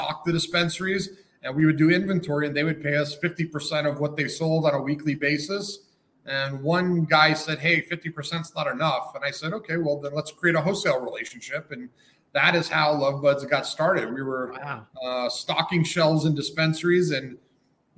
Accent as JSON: {"language": "English", "town": "Denver", "region": "Colorado", "country": "United States", "tie": "born or raised there", "also_born_or_lived": "Los Angeles, California", "said": "moved back to my hometown in Denver in Colorado"}